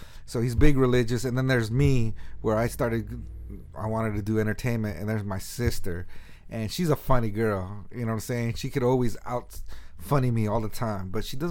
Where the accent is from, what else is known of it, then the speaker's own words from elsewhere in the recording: Sunnyvale, California, United States; now in San Jose, United States; Yeah, I was born and raised in Sunnyvale, California. I lived in Sunnyvale for 30 years, and now I live in San Jose.